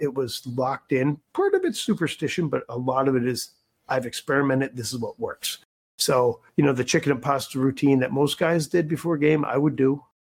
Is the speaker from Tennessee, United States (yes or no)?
no; Philadelphia, Pennsylvania, United States; moved away as an adult; also born or lived in Wisconsin; I grew up in Philadelphia